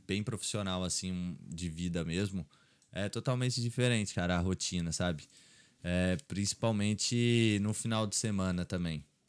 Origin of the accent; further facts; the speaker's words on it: Três Corações, Minas Gerais, Brazil; also born or lived in Poços de Caldas, Brazil; now in Ireland; eu nasci em Três Corações, aí eu morei lá até os 10 anos. Aí depois meu pai foi trabalhar em Poços de Caldas, que é uma hum. cidade ali em Minas